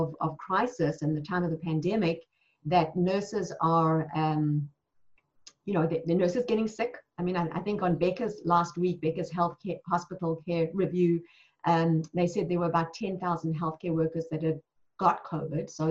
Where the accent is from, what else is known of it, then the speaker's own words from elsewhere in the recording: South Africa; moved away as an adult; now in United States; I was born and raised in South Africa